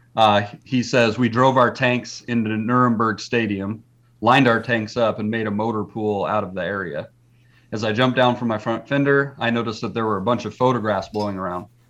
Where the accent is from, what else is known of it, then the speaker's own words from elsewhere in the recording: Texas, United States; we're from Texas. Jeff and I are from Texas